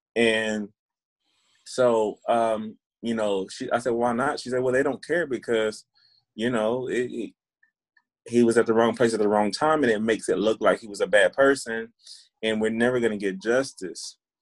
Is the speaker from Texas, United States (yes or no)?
yes; Waco, Texas, United States; also born or lived in Hillsboro, Texas; I live in Waco, Texas, and work um, yeah, I grew up here in Waco. I went to Waco ISD my whole life